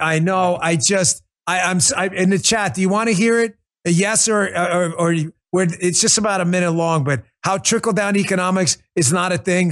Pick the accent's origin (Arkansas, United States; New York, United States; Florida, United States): New York, United States; New York City; When I was growing up in Queens